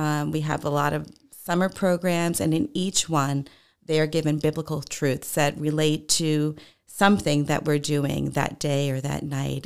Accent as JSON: {"language": "English", "area": "Long Island", "region": "New York", "country": "United States", "tie": "born or raised there", "moved": "as an adult", "said": "I grew up in New York on Long Island"}